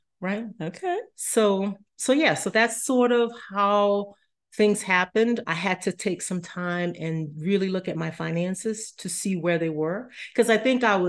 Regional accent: New Orleans, Louisiana, United States; moved away; also born or lived in Colorado; I'm originally from New Orleans

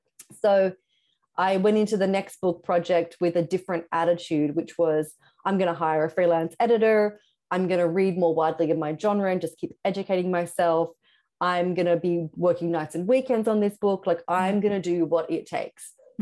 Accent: Sydney, New South Wales, Australia; But Sydney, where I'm from Australia, I lived in Sydney, had a lot of street press magazines.

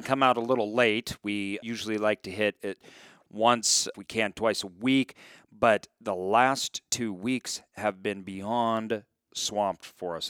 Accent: Boise, Idaho, United States; I grew up in Boise.

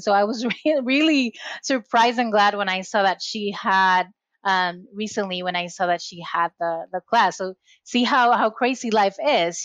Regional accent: Puerto Rico; moved away as an adult; now in Massachusetts, United States; I was born and raised in Puerto Rico, so I'm Latina, and recently moved to Massachusetts when I'm located right now

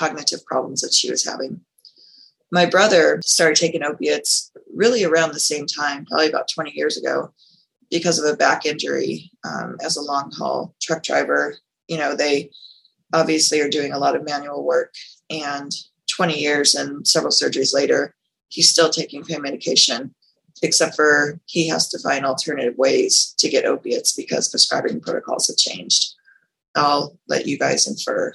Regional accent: Las Vegas, Nevada, United States; I am from Las Vegas, Nevada

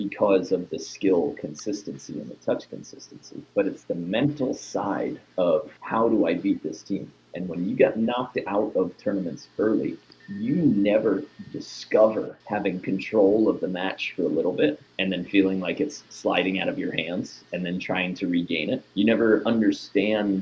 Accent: New York, United States; born or raised there; moved away

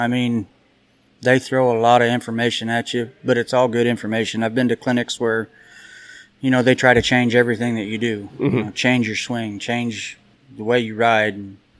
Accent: Nebraska, United States; moved away; growing up in Nebraska, you don't have the clinicians up there that come up and teach roping.

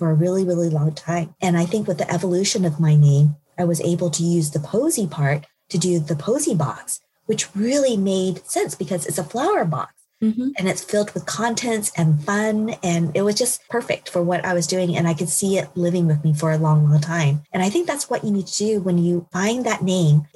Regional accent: Oklahoma, United States; I'm actually from Oklahoma. And so I went to Oklahoma State University

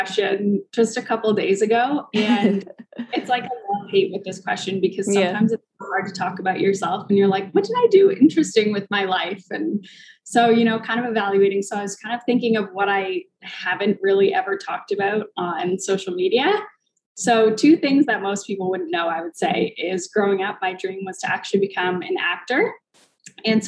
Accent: Belle River, Ontario, Canada; moved away; So the most southern point of Canada is basically where I grew up. So we border Michigan

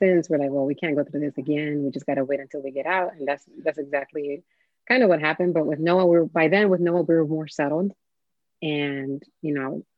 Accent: Miami, Florida, United States; I grew up in Miami

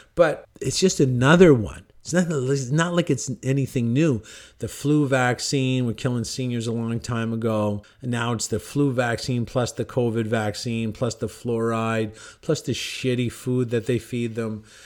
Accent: Cornwall, Ontario, Canada; In my hometown, Cornwall, Ontario, Canada

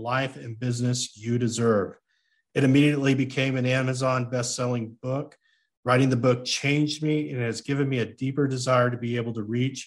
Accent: United States; I am an American

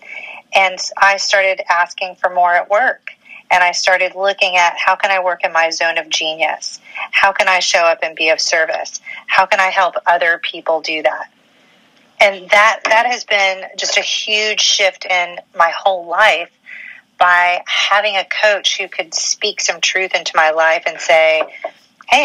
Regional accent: Memphis, Tennessee, United States; moved away; I am from the South originally. I'm from Memphis.

